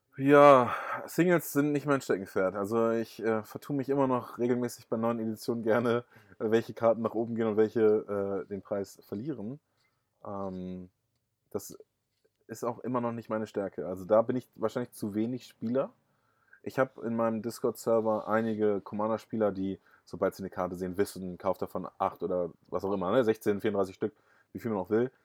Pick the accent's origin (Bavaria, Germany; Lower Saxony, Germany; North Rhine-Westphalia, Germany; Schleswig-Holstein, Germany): Lower Saxony, Germany; Rotenburg; now in Uelzen, Germany; geboren bin ich in Rotenburg-Wümme, das ist bei Bremen und jetzt lebe ich in Uelzen